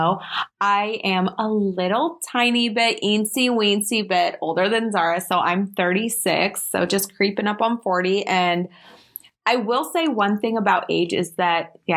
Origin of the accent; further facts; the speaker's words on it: Iowa, United States; moved away as an adult; now in Omaha, United States; I'm currently living in Omaha. I've lived here about 3.5 years, but I'm from Iowa.